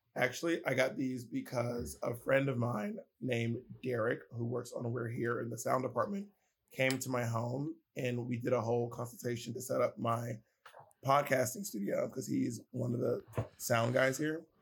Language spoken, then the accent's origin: English; Columbus, Georgia, United States; moved away; also born or lived in New York City; I grew up in Columbus, Georgia